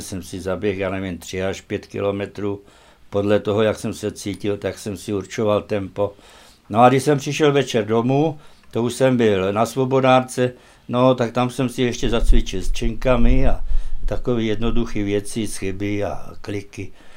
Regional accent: Horné Motešice, Trenčín Region, Slovakia; moved away; also born or lived in Malé Chlievany; Já jsem se narodil v Horních Motěšicích

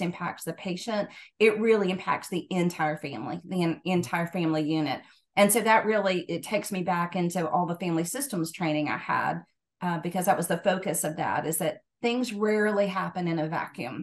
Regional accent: Georgia, United States; moved away as an adult; also born or lived in Knoxville, Tennessee; now in Tennessee, United States; I'm originally from Georgia, but moved to Tennessee in 2000.

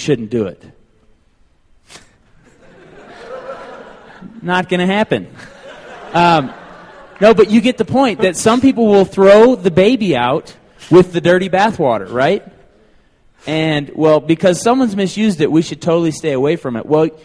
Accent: Tulsa, Oklahoma, United States; moved away as an adult; I came from Tulsa, Oklahoma, spent 22 years there

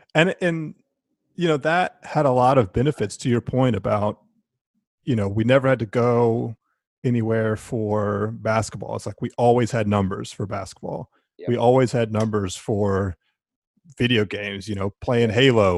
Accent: Durham, North Carolina, United States; David and I grew up in Durham together

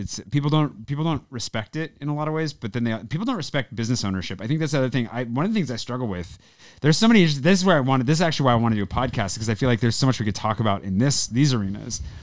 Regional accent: United States; now in France; being American

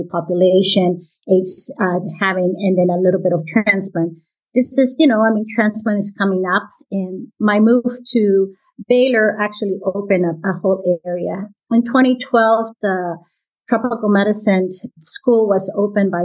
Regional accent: Guatemala; moved away as an adult; also born or lived in Panama / Chicago, United States / Houston, United States; now in Atlanta, United States; I was born in Guatemala, and my mom is from Panama. So I'm from Guatemala and Panama. I did my medical school in Guatemala

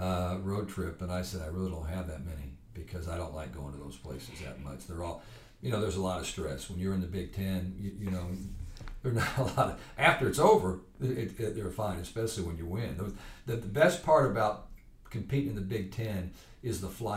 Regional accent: Muncie, Indiana, United States; growing up in Muncie, Indiana in the 60s and 70s

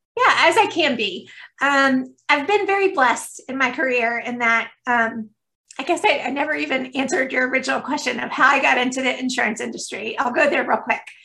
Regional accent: Stone Mountain, Georgia, United States; I've grown up in Georgia. I've been here my entire life. So, you know, definitely Southern

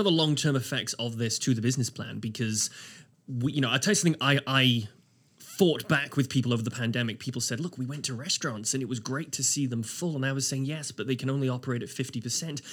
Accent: Wales, United Kingdom; moved away as an adult; now in Halifax, Canada; I am British. I'm a Welshman

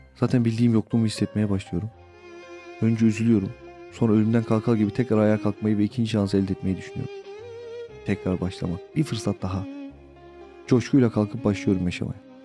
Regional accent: Yeldeğirmeni, Istanbul, Turkey; Gençliğim yel değirmeninde geçti. E, hala da oradayım

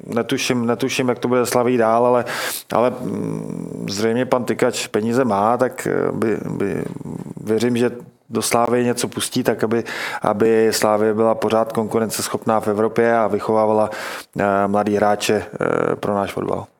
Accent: Liberec, Liberec Region, Czechia; Já teda mm. pocházím z Liberce

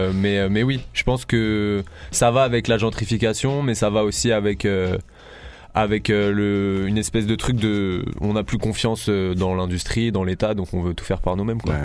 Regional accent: Paris, Île-de-France, France; moved away as an adult; also born or lived in Nice; now in Marseille, France; j'ai grandi 10 ans à Paris, je suis arrivé euh, ici euh, à 19 ans.

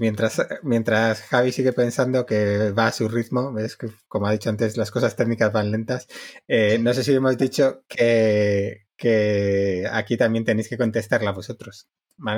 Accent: Basque Country, Spain; soy vasco

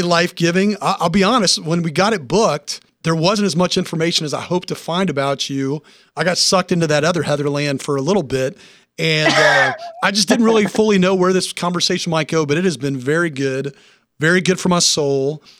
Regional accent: Nashville, Tennessee, United States; moved away; I'm originally from Nashville

